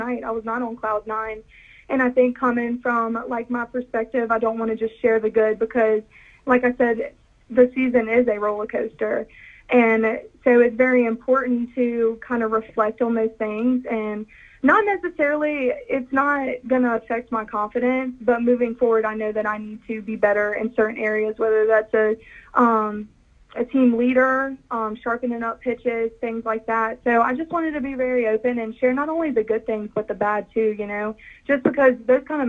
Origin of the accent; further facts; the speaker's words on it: Kiln, Mississippi, United States; also born or lived in Picayune, Mississippi; I am from Kill, Mississippi. I've lived there for the rest of my life